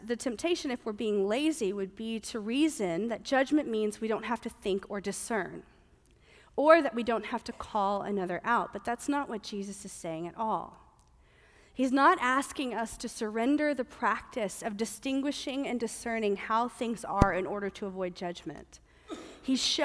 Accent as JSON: {"language": "English", "region": "the South", "country": "United States", "moved": "yes", "said": "I'm from the South"}